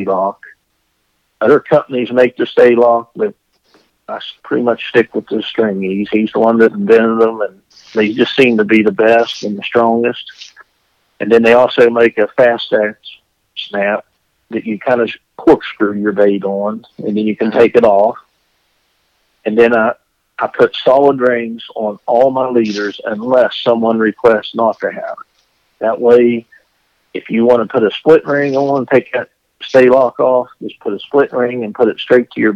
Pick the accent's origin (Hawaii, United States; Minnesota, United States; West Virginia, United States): West Virginia, United States; Jane Lew; I'm from Jane Lou, West Virginia, which is a town of, well, we have no stoplights.